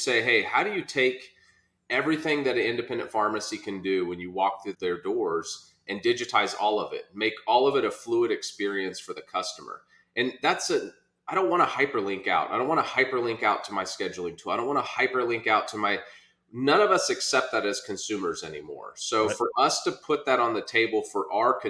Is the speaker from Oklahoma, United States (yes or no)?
yes; Norman, Oklahoma, United States; accent: Okie; born and raised in Oklahoma, immigrant father and Okie mom